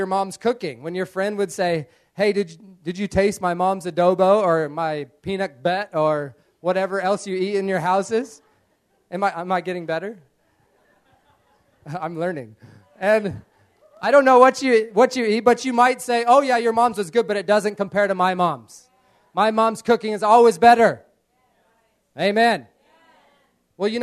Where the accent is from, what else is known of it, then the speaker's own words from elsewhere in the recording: United States; moved away; growing up in America, in a farming community